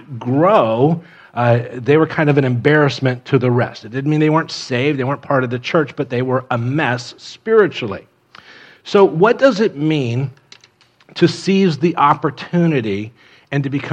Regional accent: Miami, Florida, United States; moved away; I grew up in Miami

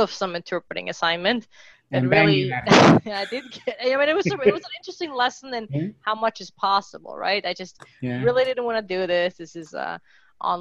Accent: Mexico City, Mexico; I grew up in Mexico City

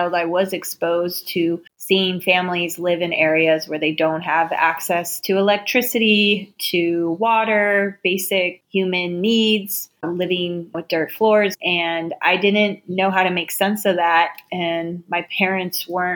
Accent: United States; moved away; my years growing up on the Navajo Nation

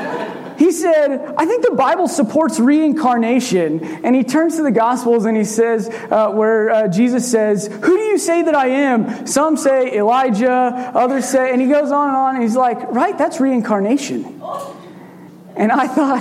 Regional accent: Red Oak, Iowa, United States; I'm from Red Oak, Iowa

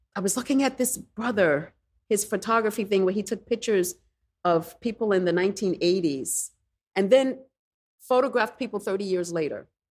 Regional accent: New York City, New York, United States; Growing up in the Bronx

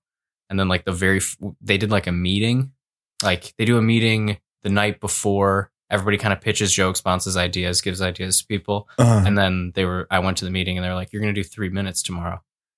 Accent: Rochester Hills, Michigan, United States; So then I started hitting more mics like around Detroit area. I'm from Rochester Hills.

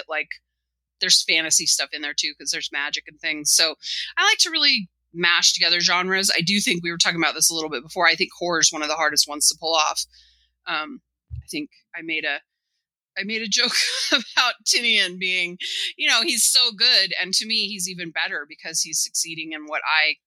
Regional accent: United States; I'm an American kid and an American comics kid

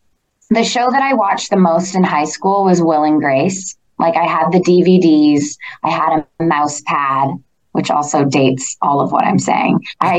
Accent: Toronto, Ontario, Canada; And I just sort of said, like, I'm from Toronto.

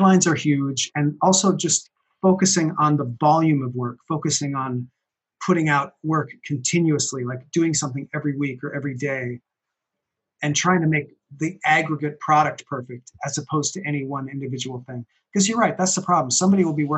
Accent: Minneapolis, Minnesota, United States; moved away; I moved away from Minneapolis, where I knew him, where we went to school together

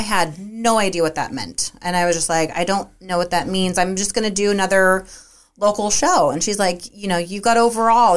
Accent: Half Moon Bay, California, United States; also born or lived in Santa Cruz, California; I'm from Half Moon Bay, and we both moved to Santa Cruz for college

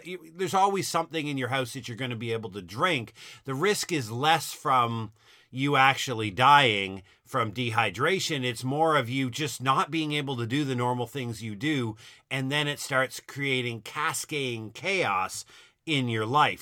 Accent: Halifax, Nova Scotia, Canada; now in Ontario, Canada; Halifax, my hometown

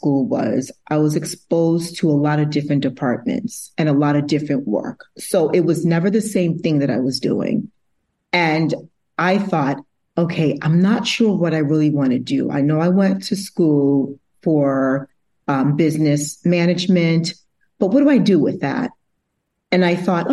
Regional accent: Massachusetts, United States; also born or lived in Brooklyn, New York; I was originally born in Brooklyn, New York, but I grew up in Massachusetts, so I claim it as my home

